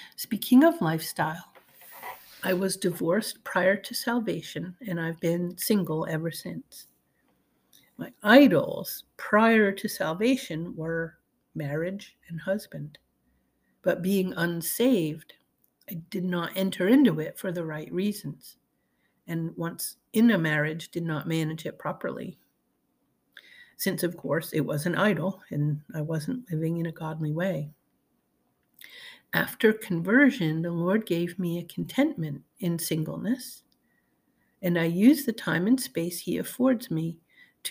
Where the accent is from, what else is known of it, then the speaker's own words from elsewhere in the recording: the North, United States; I was raised in the North and was unfamiliar with Southern gospel